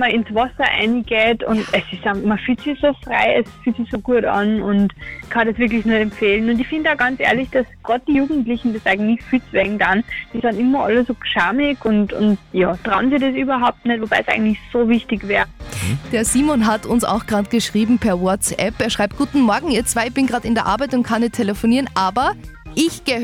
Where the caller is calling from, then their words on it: Steyr, Upper Austria, Austria; Ich bin aus Steyr.